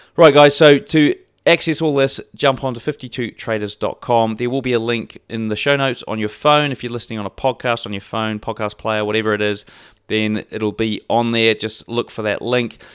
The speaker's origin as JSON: {"language": "English", "country": "New Zealand", "said": "being a Kiwi"}